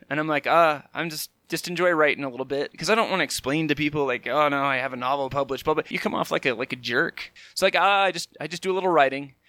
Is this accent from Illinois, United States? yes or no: no; California, United States; growing up in California